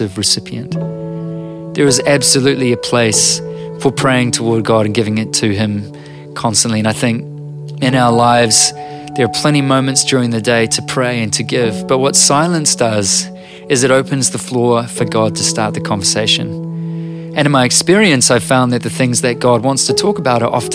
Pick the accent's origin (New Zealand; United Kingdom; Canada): New Zealand